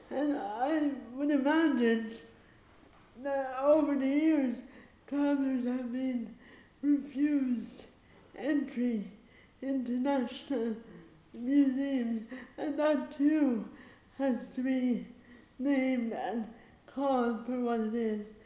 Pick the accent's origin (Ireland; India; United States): Ireland; I'm there as an Irish female traveler playwright.